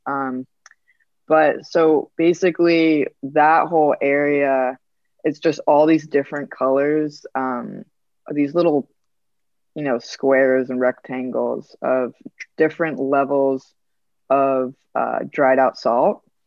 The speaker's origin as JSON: {"language": "English", "region": "Rhode Island", "country": "United States", "said": "I'm from Rhode Island in the United States"}